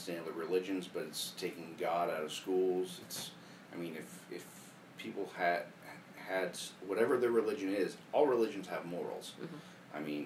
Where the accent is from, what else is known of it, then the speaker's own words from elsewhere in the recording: Lancaster, United States; I grew up on Tiki Lane